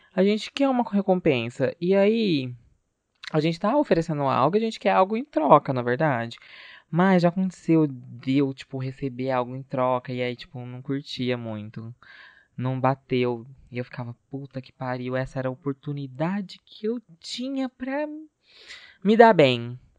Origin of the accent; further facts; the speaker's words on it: Brazil; a gente é brasileiro